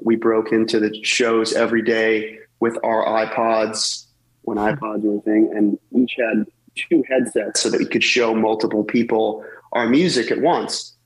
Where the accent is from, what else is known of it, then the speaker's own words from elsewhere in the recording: Massachusetts, United States; we're both from Massachusetts